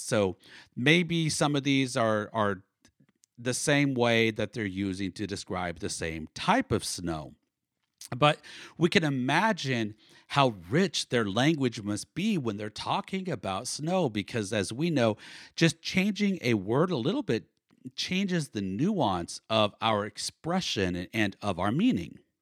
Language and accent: English; Northern California, United States; now in Oklahoma, United States; I was born in Oklahoma, but I grew up mostly in Northern California, and then I lived for 22 years in Southern California